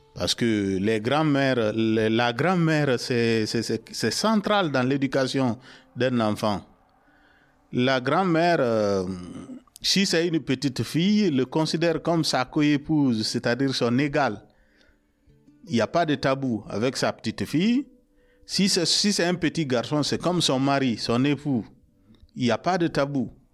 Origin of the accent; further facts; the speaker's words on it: Guinea; moved away; j'ai 50 ans cette année euh, je viens de la Guinée